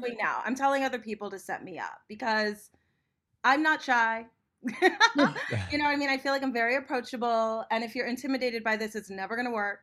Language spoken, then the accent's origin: English; Los Angeles, California, United States; I'm born and raised in Los Angeles